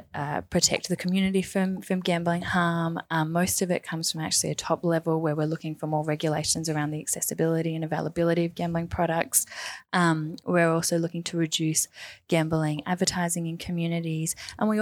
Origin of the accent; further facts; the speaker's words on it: Wollongong, New South Wales, Australia; So I'm from Wollongong, which is south of Sydney in New South Wales